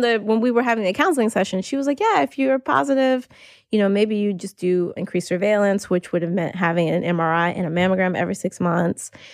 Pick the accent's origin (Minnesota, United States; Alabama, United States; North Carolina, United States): North Carolina, United States; moved away as an adult; now in New York, United States; I moved to New York almost nine years ago, but I grew up in North Carolina